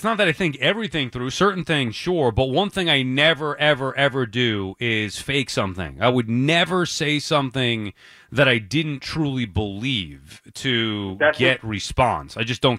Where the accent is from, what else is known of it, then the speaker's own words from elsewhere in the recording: New York City, New York, United States; I'm a New Yorker.